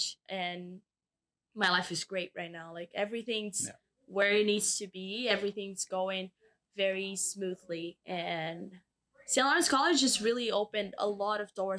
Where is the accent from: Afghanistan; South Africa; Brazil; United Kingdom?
Brazil; moved away as an adult; now in Kingston, Canada; my hometown in Brazil